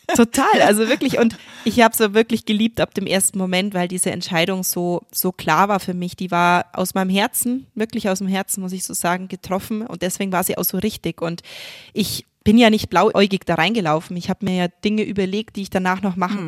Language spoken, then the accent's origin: German; Germany; bei uns in Deutschland